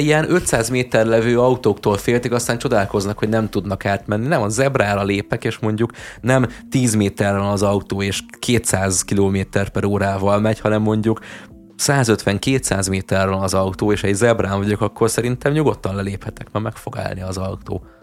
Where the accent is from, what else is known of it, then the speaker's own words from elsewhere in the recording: Hungary; Nekem magyarként